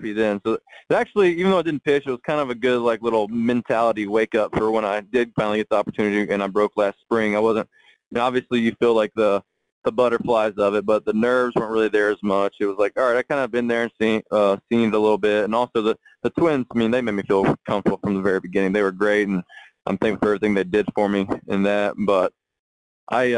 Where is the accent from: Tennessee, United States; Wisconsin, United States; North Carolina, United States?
Tennessee, United States; I'm from Tennessee. We were close to, St. Louis is like Clark was right in the middle of St. Louis and Atlanta. So I went to a lot of Cardinal games growing up too